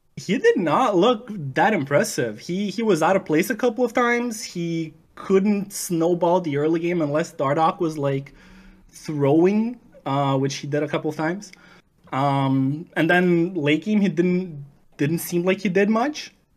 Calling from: Vancouver, British Columbia, Canada; calling from Vancouver, Canada.

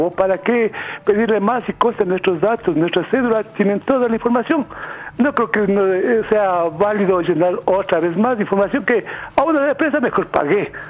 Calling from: Conocoto, Pichincha, Ecuador; Buenas tardes … soy de Conocoto.

